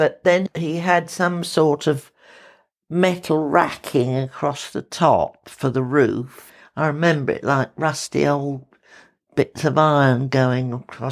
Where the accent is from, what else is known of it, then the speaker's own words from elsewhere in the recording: Ewell, South East England, United Kingdom; I was born in Yewell, Surrey, which is about 15 miles south of London. And we lived in a detached house with a very nice garden